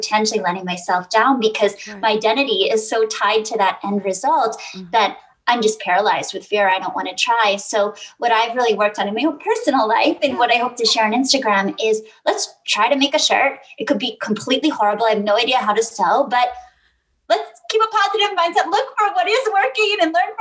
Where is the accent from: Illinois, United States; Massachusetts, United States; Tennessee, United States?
Massachusetts, United States; Boston; I grew up in Boston